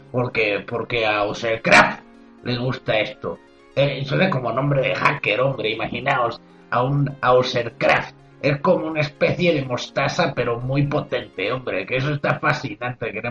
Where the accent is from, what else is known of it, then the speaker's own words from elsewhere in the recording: Spain; hubiera sido algo que cualquier español en su sano juicio quisiera ver. Como yo, por ejemplo, que soy español.